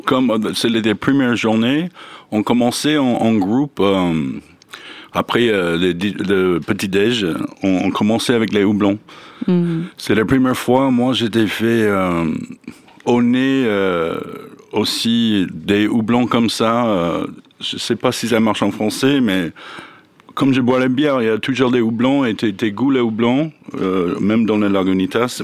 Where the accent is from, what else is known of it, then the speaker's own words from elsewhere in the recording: Mojave Desert, southern California, United States; French is a second language; moved away; je viens de la Mojave Desert, dans le sud de Californie.